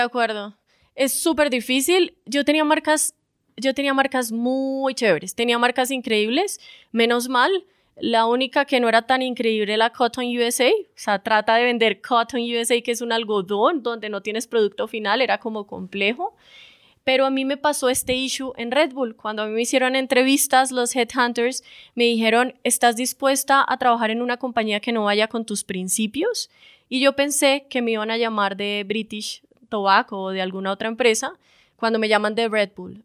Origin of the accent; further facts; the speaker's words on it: Bucaramanga, Santander, Colombia; moved away; also born or lived in Bogotá; soy de Bucaramanga